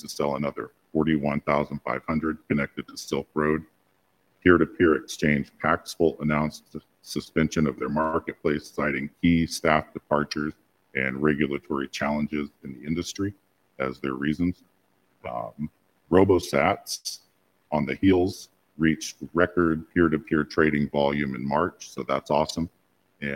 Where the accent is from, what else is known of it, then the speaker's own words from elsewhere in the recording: the U.S. South, United States; I'm from the South, the U.S. South